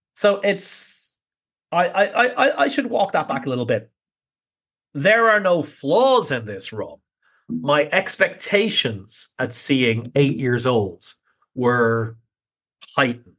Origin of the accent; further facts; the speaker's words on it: Ireland; being Irish